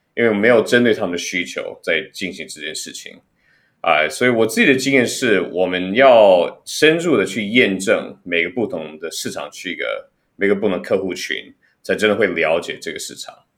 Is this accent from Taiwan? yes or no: yes; Taiwan; moved away; 我自己也，也算是在台湾长大的